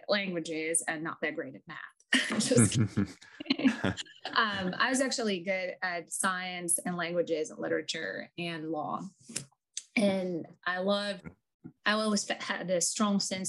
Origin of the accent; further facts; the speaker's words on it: Zaporizhzhia, Zaporizhzhia Oblast, Ukraine; English is a second language; moved away as an adult; also born or lived in Kyiv, Ukraine / Chicago, United States; now in Houston, United States; I was born and raised in Ukraine